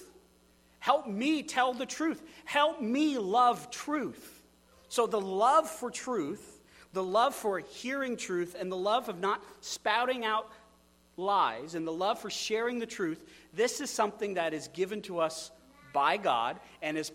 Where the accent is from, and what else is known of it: United States